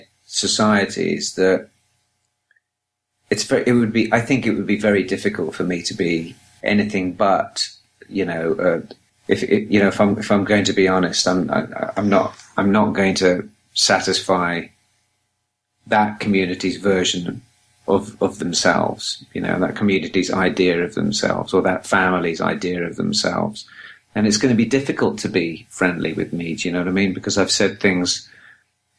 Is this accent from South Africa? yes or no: no; England, United Kingdom; now in Los Angeles, United States; I'm English